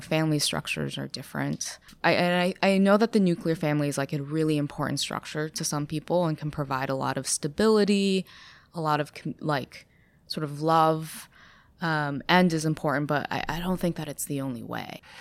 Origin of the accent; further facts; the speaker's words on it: Ithaca, New York, United States; accent: American; moved away as an adult; also born or lived in China / Boston; I grew up in Ithaca where there's, like, quite a lot of hippies